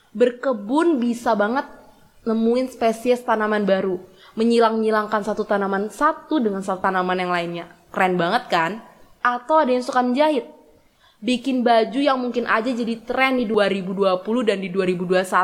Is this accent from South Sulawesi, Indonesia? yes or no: no; Bengkulu, Indonesia; born there; Sebenarnya nih ya, dari SMA aku emang udah seneng banget mendalami kota kelahiranku ini.